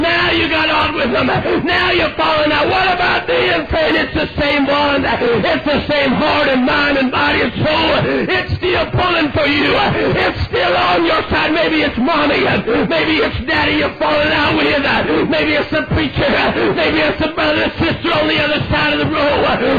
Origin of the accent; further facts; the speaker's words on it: Idaho, United States; Now, wait a minute. I'm an evangelist. Now, wait a minute, I'm from Idaho.